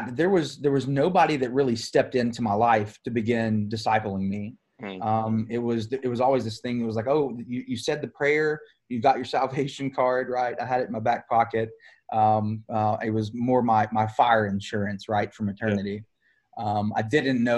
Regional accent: Tennessee, United States; I grew up here in Tennessee, in the right in the middle of the Bible Belt

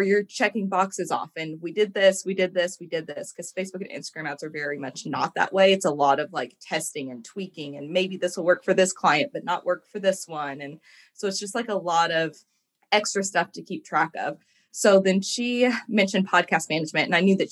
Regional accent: Evansville, Indiana, United States; moved away as an adult; now in Louisville, United States; I live in Louisville, Kentucky. I'm originally from Evansville, Indiana.

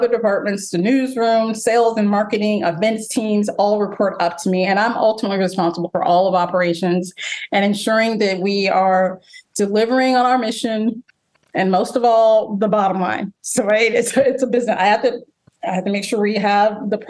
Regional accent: Jacksonville, Florida, United States; moved away as an adult; also born or lived in Dallas / Phoenix; now in Baltimore, United States; I'm a Southern girl. I was raised in Jacksonville, Florida.

